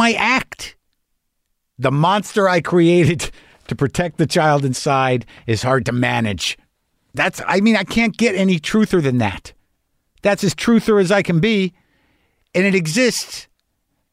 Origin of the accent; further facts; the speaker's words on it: New Mexico, United States; also born or lived in New York; now in Southern California, United States; I lived in New York for long enough. I'm from New Mexico